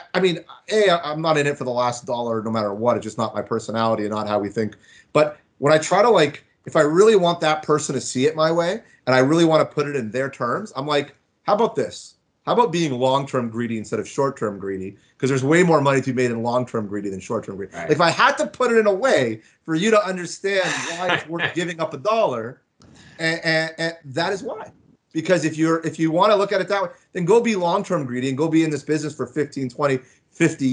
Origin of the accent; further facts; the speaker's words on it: Florida, United States; moved away as an adult; also born or lived in Markham, Ontario, Canada; now in Toronto, Canada; I was born in Toronto. I lived here till grade 3. I grew up and I was born in Markham. And then I moved down to Florida and I stayed there through high school. So Florida was like really where I grew up.